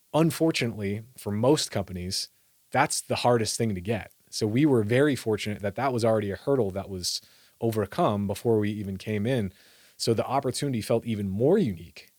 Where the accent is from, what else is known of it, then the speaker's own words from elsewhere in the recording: Iowa, United States; grew up in Iowa.